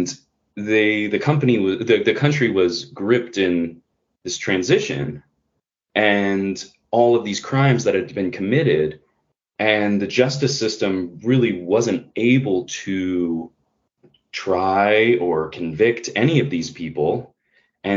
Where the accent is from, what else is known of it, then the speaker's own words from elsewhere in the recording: Bay Area, California, United States; there was a early wind farm close to my home growing up in the Bay Area